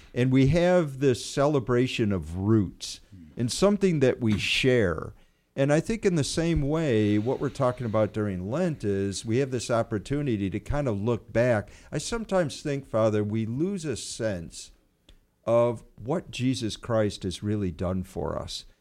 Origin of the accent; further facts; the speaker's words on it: United States; as Americans, you know, being an American